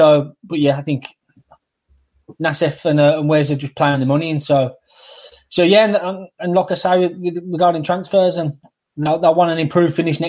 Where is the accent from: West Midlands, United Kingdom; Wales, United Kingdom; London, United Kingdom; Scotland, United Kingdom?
West Midlands, United Kingdom; Great Barr; I'm from Great Bar, so I've got loads of Albion around me.